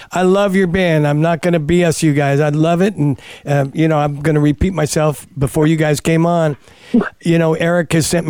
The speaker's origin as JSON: {"language": "English", "town": "Novato", "region": "California", "country": "United States", "tie": "born or raised there", "said": "So I was also telling Bastion, I grew up in Novato when I was a young kid, but that's a long time ago."}